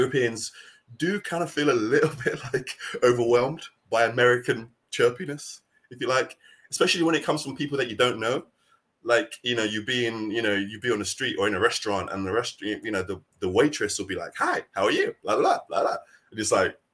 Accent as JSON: {"language": "English", "country": "United Kingdom", "tie": "born or raised there", "also_born_or_lived": "Nigeria", "accent": "British", "said": "my accent, the way I roll, the way I dress, my culture is very British."}